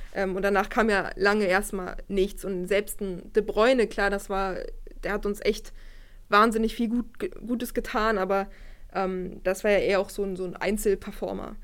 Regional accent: Wolfsburg, Lower Saxony, Germany; ich komme aus Wolfsburg, bin hier aufgewachsen

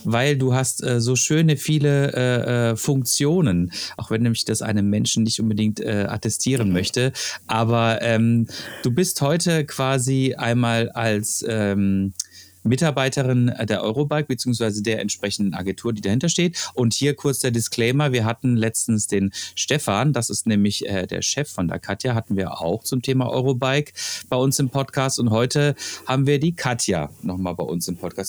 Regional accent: Freiburg, Baden-Württemberg, Germany; moved away; ich komme aus Freiburg

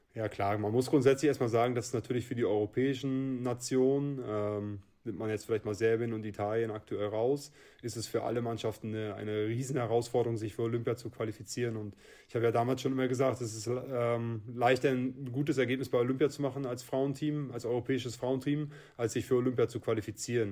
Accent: Schwerin, Mecklenburg-Vorpommern, Germany; Scherin ist meine Heimat, das ist mein Heimatverein, hier bin ich groß geworden

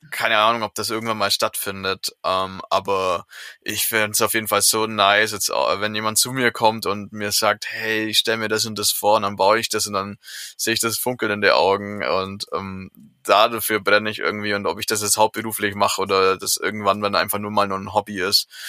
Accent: Southern Germany, Germany; in meinem Heimatdorf

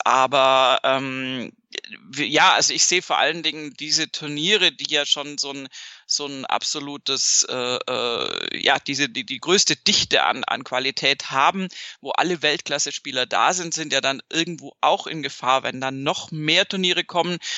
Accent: Munich, Bavaria, Germany; viel südlicher als da, wo ich herkomme, geht in Deutschland tatsächlich nicht

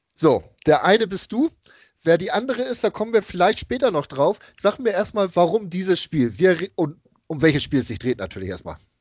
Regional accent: Hamburg, Germany; als Hamburger

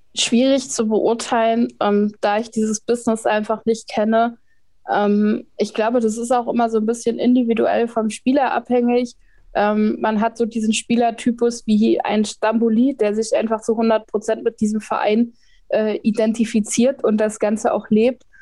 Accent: Münsterland, North Rhine-Westphalia, Germany; now in Berlin, Germany; ich komme aus Münsterland

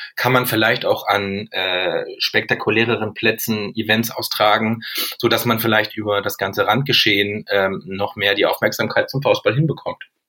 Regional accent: Lüneburg, Lower Saxony, Germany; ich komme jetzt ja aus Lüneburg, eine Volleyball-Bundesliga-Stadt

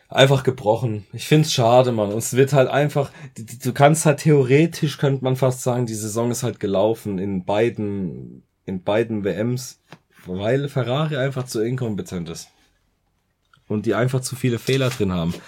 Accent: Germany; bei uns in Deutschland

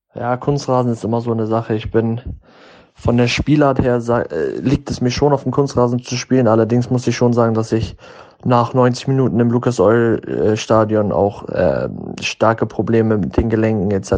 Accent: Germany; moved away as an adult; also born or lived in United States; in dem Land, wo ich geboren bin

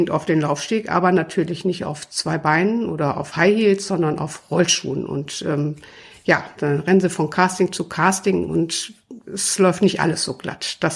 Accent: Krefeld, North Rhine-Westphalia, Germany; Ich komme ja aus Krefeld und vor Jahren gab es bei uns immer die große, es heißt die größte Straßenmodenschau der Welt angeblich.

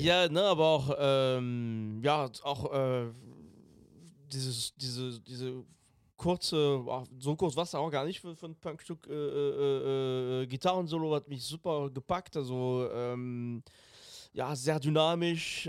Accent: France; German is a second language; moved away; als Franzose Englisch zu sprechen

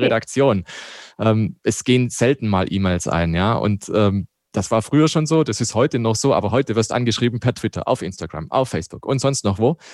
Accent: Black Forest, Baden-Württemberg, Germany; now in Landshut, Germany; Ich komme ja aus dem Schwarzwald.

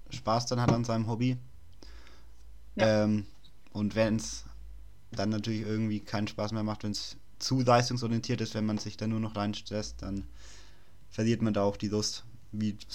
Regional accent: Nuremberg, Bavaria, Germany; Ich meine, ich bin ja auch aus Nürnberg.

